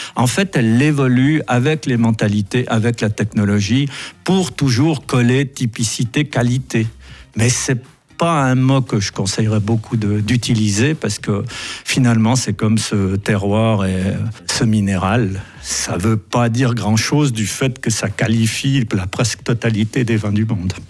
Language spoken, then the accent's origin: French; Valais, Switzerland; chez nous en Valais